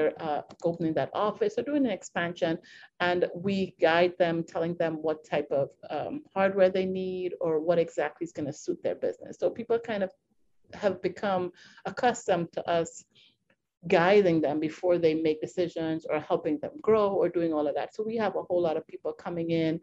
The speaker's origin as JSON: {"language": "English", "country": "Trinidad & Tobago", "moved": "as an adult", "lives_now": "United States", "said": "We're originally from Trinidad and Tobago"}